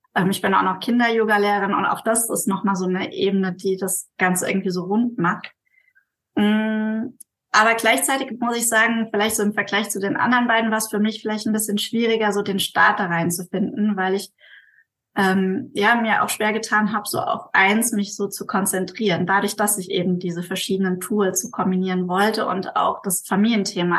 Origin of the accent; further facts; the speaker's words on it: Mainz, Rhineland-Palatinate, Germany; ich komme aus Mainz, also aus Deutschland